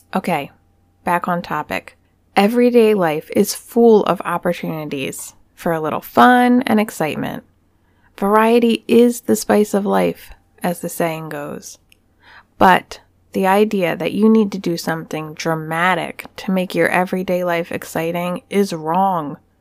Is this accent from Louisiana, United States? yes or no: no; Pennsylvania, United States; Punxsutawney, Pennsylvania, my home state.